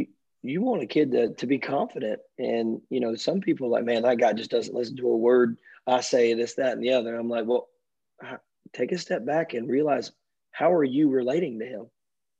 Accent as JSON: {"language": "English", "town": "Richmond Hill", "region": "Georgia", "country": "United States", "tie": "born or raised there", "said": "this is my hometown"}